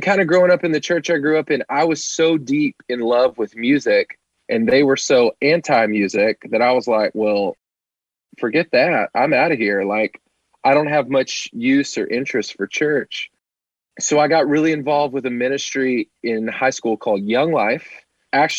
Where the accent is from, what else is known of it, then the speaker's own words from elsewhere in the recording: Cookeville, Tennessee, United States; I grew up in Cookeville, Tennessee